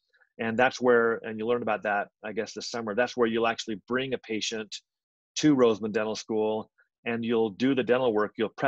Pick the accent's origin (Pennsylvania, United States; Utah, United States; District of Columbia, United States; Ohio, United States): Utah, United States; I'm from Utah